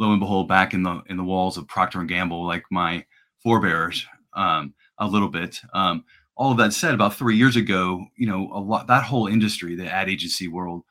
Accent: Cincinnati, Ohio, United States; also born or lived in Iowa; I'm in Cincinnati

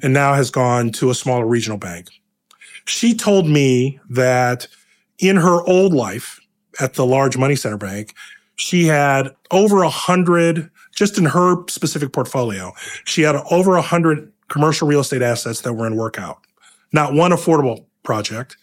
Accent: Akron, Ohio, United States; now in New York, United States; I'm originally from Akron, Ohio

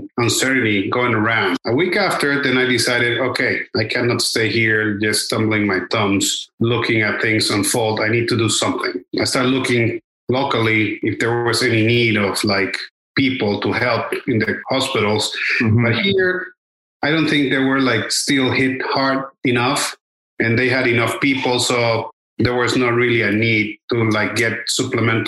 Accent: Cali, Valle del Cauca, Colombia; moved away as an adult; also born or lived in Bogota, Colombia / Manizales, Colombia / Los Angeles, United States; now in Miami, United States; I was born and raised in Cali, Colombia, South America

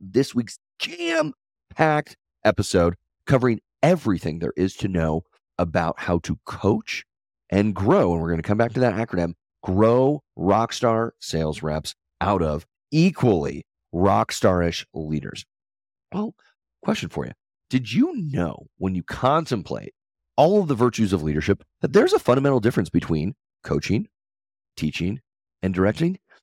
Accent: Denver, Colorado, United States; I'm from Colorado. I'm a Denver guy.

